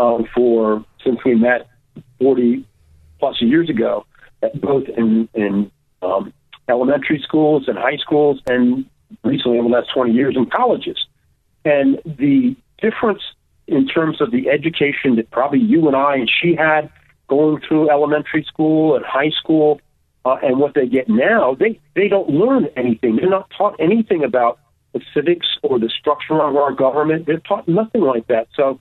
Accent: New Jersey, United States; I come from New Jersey

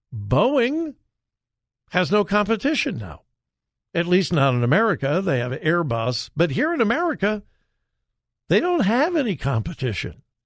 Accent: California, United States; now in Ohio, United States; my home state of California

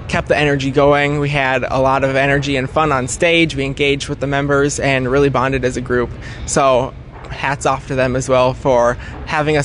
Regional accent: Menominee, United States; also born or lived in Minneapolis, Minnesota; am from the Menominee FFA chapter, graduated from Menominee High School in 2020, and I grew up on my family's dairy farm

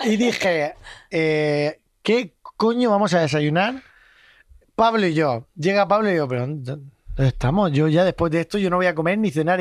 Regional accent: Region of Murcia, Spain; Hoy estoy muy murcianico yo

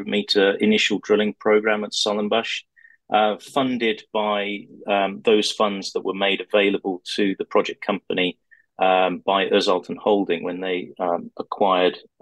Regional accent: United Kingdom; also born or lived in Turkey / Western Australia; I speak the language fluently, although obviously you can tell from my accent that I spent most of my life in the UK.

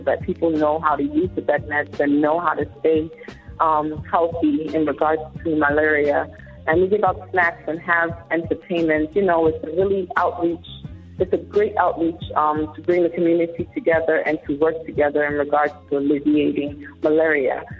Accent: New York City, New York, United States; I actually grew up in, in the Bronx

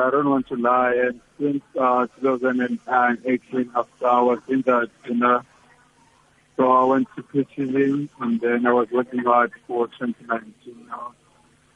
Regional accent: South Africa; also born or lived in East London; I'm from Echolomnga

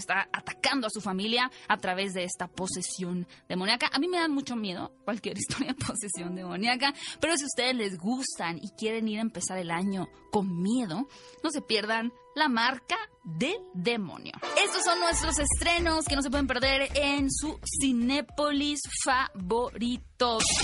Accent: Mexico; como cultura mexicana

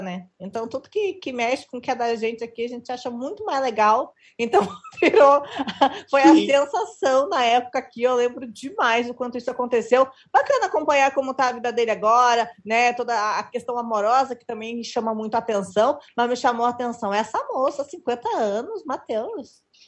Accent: Rio Grande do Sul, Brazil; Eu sou gaúcho, moro no interior do Rio Grande do Sul

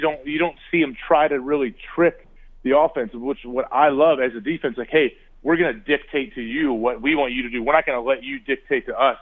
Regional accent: Ohio, United States; I grew up in Ohio

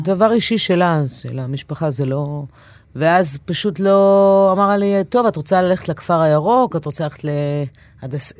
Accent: Israel; also born or lived in New York, United States; נולדתי בניו יורק, אה, אבא אמריקאי מהישראלית. אחרי שנה פלוס עלינו לארץ

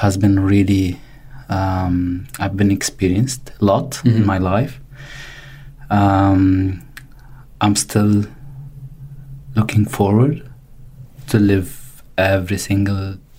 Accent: Ain Ebel, South Governorate, Lebanon; moved away as an adult; now in Australia; I am originally from Lebanon. I came to Australia like less than 3 years. Now I've been in Australia. I relocated from Lebanon to Australia with my family. I come from a Catholic family from a small village town called Ain Ebel from the south of Lebanon.

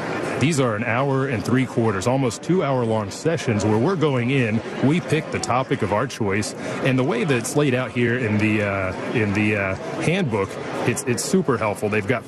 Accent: Dallas, Texas, United States; I had the opportunity to see you up in Dallas. I'm from Dallas.

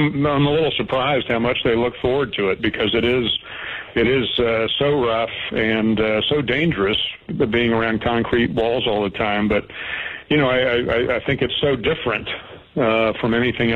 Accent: the South, United States; accent: Southern; my Southern accent

